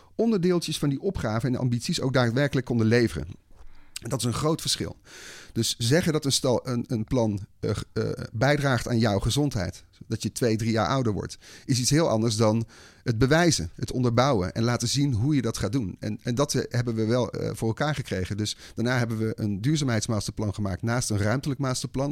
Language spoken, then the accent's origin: Dutch; Breda, North Brabant, Netherlands; In Breda. Ik ben opgegroeid in Breda